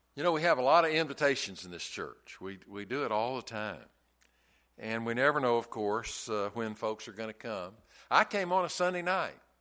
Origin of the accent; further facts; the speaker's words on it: the South, United States; I'm from the South